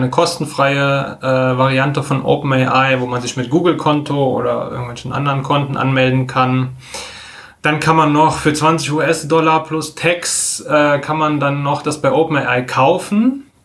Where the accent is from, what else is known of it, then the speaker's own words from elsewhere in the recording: Koblenz, Rhineland-Palatinate, Germany; born there; now in Düsseldorf, Germany; kurz zu mir vielleicht, gebürtig Koblenz am Rhein, studiert in Karlsruhe, äh, bin seit fünf Jahren wohnhaft in Düsseldorf